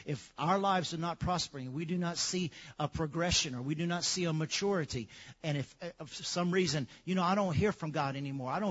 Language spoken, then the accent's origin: English; Lafayette, United States; growing up in Lafayette